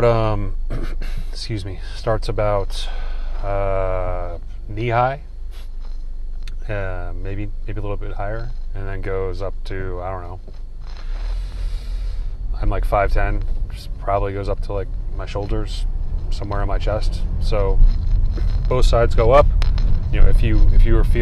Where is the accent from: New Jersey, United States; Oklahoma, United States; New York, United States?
New Jersey, United States; We're both from New Jersey, or both went to high school in New Jersey